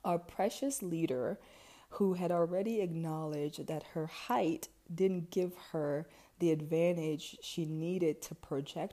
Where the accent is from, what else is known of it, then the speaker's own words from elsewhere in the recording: DR Congo; also born or lived in Ivory Coast / Cameroon; now in United States; I was born in Ivory Coast and I lived there for about 3 to 4 years. And then I moved to the Democratic Republic of Congo, where my entire family is from